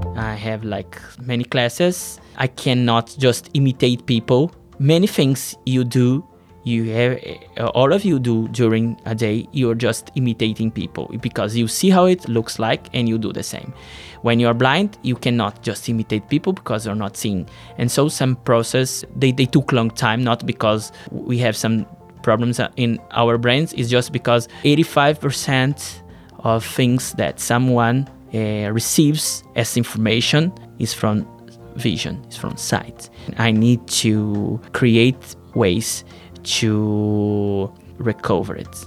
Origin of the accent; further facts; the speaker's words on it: Brazil; I'm from Brazil